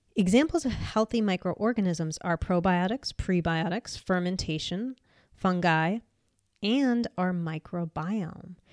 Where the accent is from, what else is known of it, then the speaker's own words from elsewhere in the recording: United States; moved away; I'm American